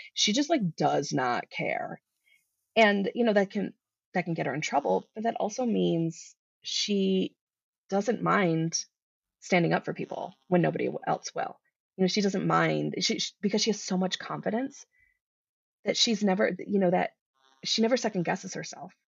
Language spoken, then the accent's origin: English; Midwest, United States; now in Colorado, United States; I grew up in the Midwest